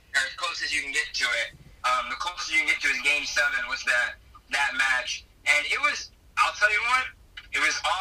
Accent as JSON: {"language": "English", "country": "United States", "said": "as an American citizen"}